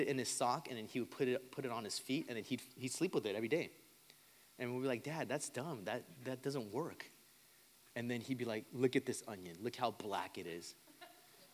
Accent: Southern California, United States; I grew up in Southern California

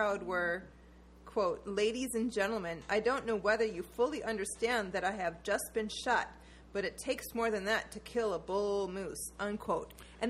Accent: North Dakota, United States; I grew up in North Dakota where we have the Theodore Roosevelt National Park.

